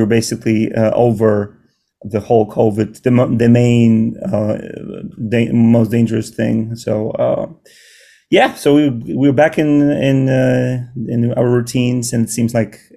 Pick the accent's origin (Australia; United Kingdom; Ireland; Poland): Poland; now in New York City, United States; I'm from Poland and my wife as well